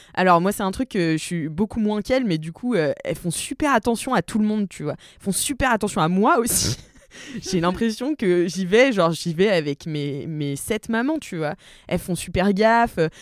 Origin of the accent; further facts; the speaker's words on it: Nantes, Pays de la Loire, France; je viens de Nantes